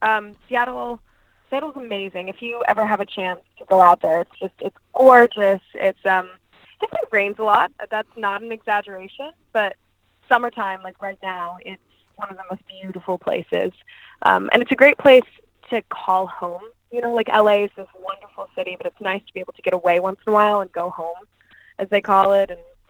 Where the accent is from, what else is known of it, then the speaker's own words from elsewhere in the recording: India; my parents worked for a nonprofit, so I grew up in India, and I just always grew up watching Hollywood TV shows and movies